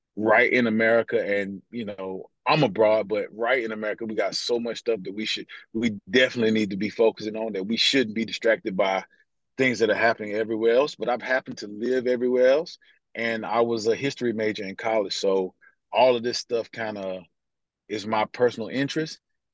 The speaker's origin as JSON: {"language": "English", "country": "United States", "said": "even though I'm African American"}